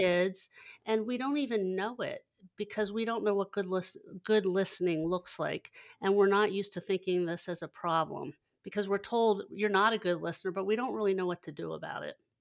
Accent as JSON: {"language": "English", "town": "Hershey", "region": "Pennsylvania", "country": "United States", "tie": "born or raised there", "also_born_or_lived": "Lancaster, Pennsylvania", "said": "I, I grew up in Hershey, Pennsylvania, and, and navigated a little east to Lancaster, Pennsylvania after college."}